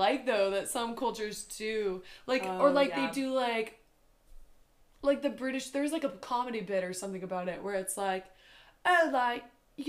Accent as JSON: {"language": "English", "region": "the West", "country": "United States", "moved": "as an adult", "said": "both from the West."}